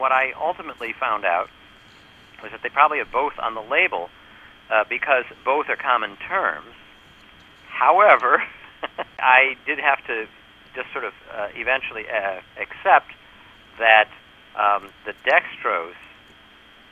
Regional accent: New York, United States; I'm from New York

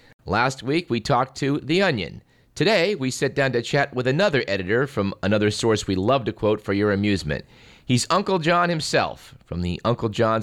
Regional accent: the Bay Area, California, United States; I grew up in the Bay Area

